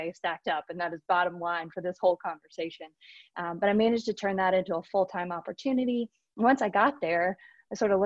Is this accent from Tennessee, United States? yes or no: yes; Nashville, Tennessee, United States; moved away as an adult; also born or lived in Charlottesville, Virginia / New York City; I grew up in Nashville, Tennessee